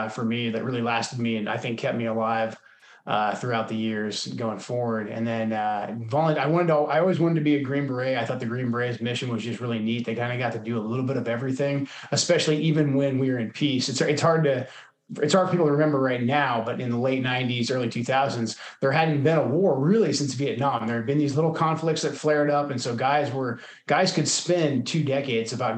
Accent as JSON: {"language": "English", "town": "Portland", "region": "Oregon", "country": "United States", "tie": "born or raised there", "moved": "as an adult", "said": "I'm from Portland, Oregon originally, which is like the most non-military place you can grow up."}